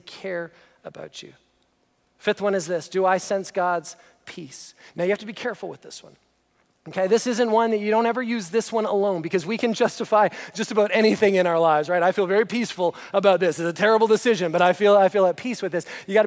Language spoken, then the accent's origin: English; just outside of Toronto, Ontario, Canada; we grew up just outside of Toronto